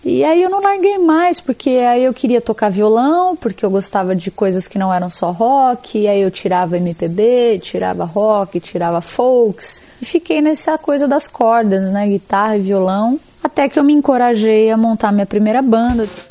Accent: Brazil; eu tenho 15 anos e sou brasileira

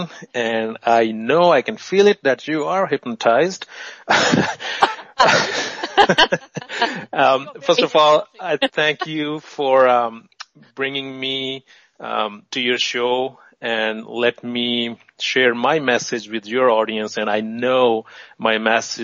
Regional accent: Pakistan; I was born in Pakistan

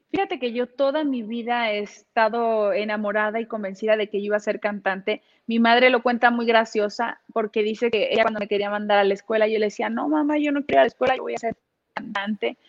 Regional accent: Mexico

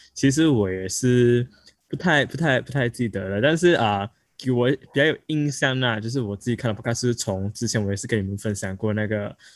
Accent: Malaysia; 我们是来自马来西亚的

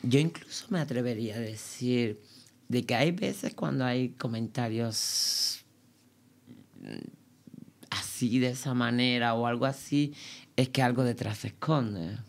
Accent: Cuba; moved away as an adult; now in Berlin, Germany; pude salir de allí, de Cuba, porque vengo de una familia muy, muy pobre

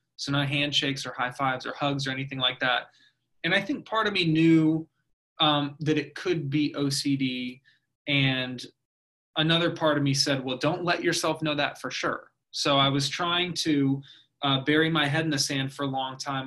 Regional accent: Oldsmar, Florida, United States; also born or lived in Orlando / Los Angeles; I grew up in Oldsmar

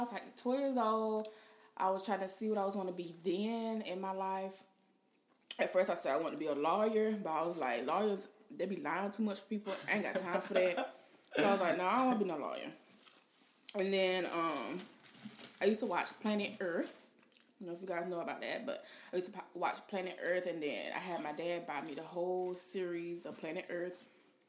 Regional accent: Georgia, United States; moved away as an adult; now in Florida, United States; I am from Georgia. You may hear it a little bit. Some people say I have an accent

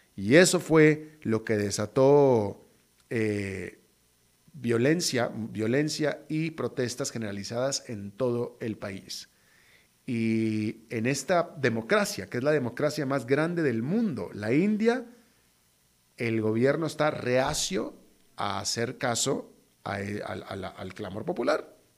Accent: Mexico; en México diríamos

